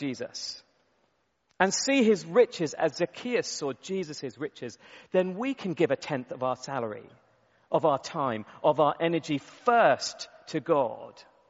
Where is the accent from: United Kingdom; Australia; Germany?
United Kingdom; we're British